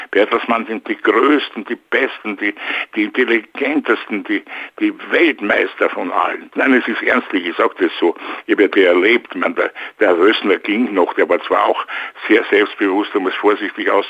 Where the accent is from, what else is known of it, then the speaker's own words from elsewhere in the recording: Vienna, Austria; now in Luxembourg; ich bin natürlich öfters in Wien, sehr gerne auch, weil es ja meine Heimatstadt ist.